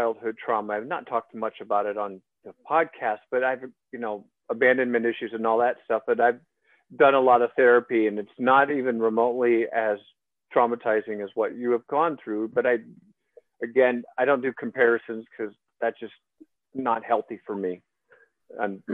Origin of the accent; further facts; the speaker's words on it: Iowa, United States; you're living in Iowa where I grew up